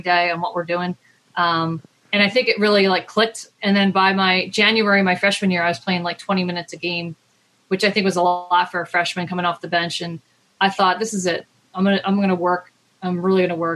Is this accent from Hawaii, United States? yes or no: no; Maryland, United States; I'm from Maryland.